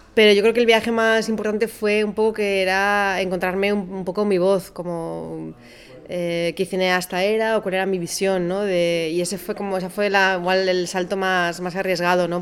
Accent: Basque Country, Spain; Yo soy del País Vasco

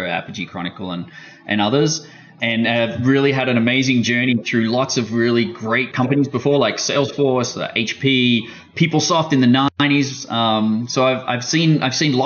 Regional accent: Australia; being Australian

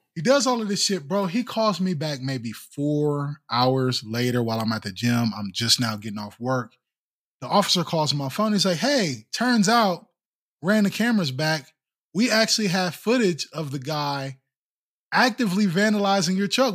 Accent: East Haven, Connecticut, United States; I grew up in East Haven

